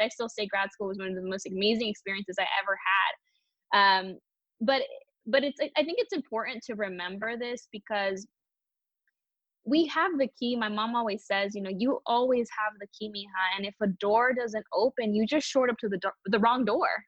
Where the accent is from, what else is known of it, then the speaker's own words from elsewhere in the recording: Palm Springs, California, United States; I'm a SoCal girl. I was born and raised in Palm Springs, California. So this is where I've been my whole life.